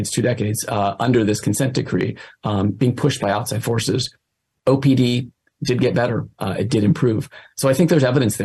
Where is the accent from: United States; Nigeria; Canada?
United States; East Bay, California; I grew up in the East Bay